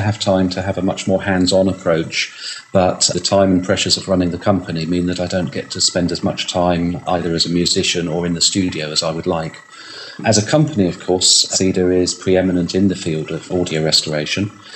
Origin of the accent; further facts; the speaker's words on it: United Kingdom; I'm British